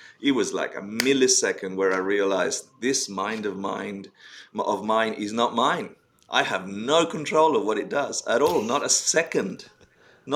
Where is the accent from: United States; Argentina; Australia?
Argentina; moved away; I came out of Argentina. I was born in Argentina and, you know, grew up in the Spanish culture and very Catholic family and the rest